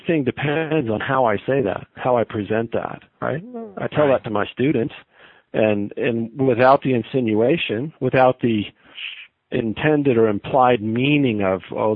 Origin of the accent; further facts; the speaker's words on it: Southern Idaho, United States; moved away as an adult; also born or lived in Laie, Hawaii, United States / Provo, Utah, United States; now in Salt Lake City, United States; I'm a kid from Southern Idaho